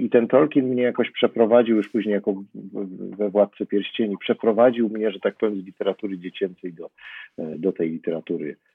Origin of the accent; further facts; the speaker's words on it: Zakopane, Lesser Poland, Poland; I ponieważ wychowywałem się w pewnym sensie w Zakopanem, spędzałem tam bardzo dużo czasu